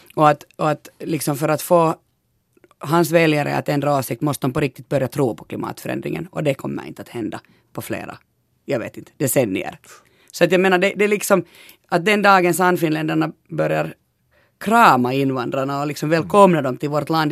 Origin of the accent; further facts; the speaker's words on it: Eastern Uusimaa, Finland; vi är från Östnyland båda